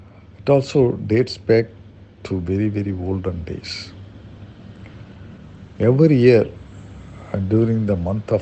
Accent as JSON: {"language": "English", "town": "Thiruuthirakosamangai", "region": "Tamil Nadu", "country": "India", "tie": "born or raised there", "moved": "yes", "said": "My hometown is Thiruvuttirukkosamangai in Ramanathapuram district in Tamil Nadu."}